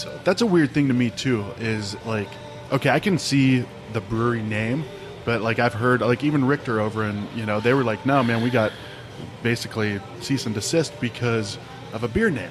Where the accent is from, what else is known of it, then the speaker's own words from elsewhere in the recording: Ohio, United States; moved away; growing up in Ohio, we were right on the Ohio Pennsylvania border